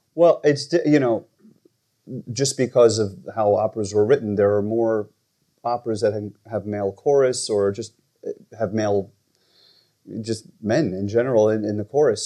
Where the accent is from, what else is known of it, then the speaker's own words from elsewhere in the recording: New Rochelle, New York, United States; also born or lived in Michigan; I'm originally from New Rochelle, New York, so not too far from here.